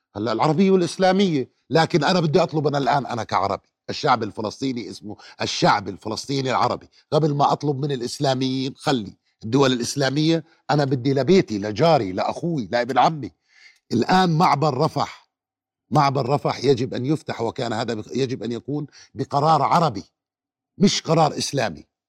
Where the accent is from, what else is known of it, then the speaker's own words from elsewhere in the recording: Jordan; عندنا بالأردن